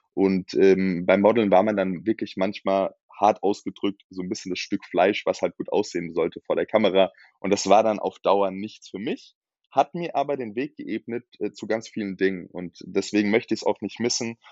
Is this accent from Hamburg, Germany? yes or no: no; Darmstadt, Hesse, Germany; moved away as an adult; now in Frankfurt, Germany; ich bin in Darmstadt geboren